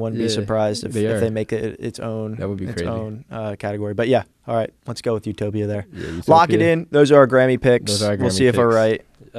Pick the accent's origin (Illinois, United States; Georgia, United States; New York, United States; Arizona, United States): New York, United States; New York City; growing up in New York City too, like surrounded by just creativity